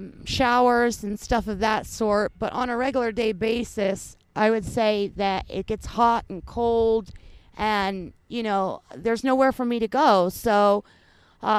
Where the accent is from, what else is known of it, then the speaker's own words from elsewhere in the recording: Gainesville, Florida, United States; I'm from Gainesville